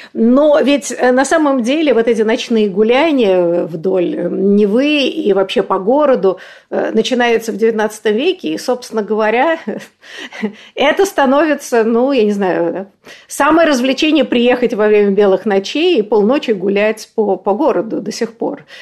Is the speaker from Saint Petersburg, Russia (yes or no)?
no; Moscow, Russia; закоренелая москвичка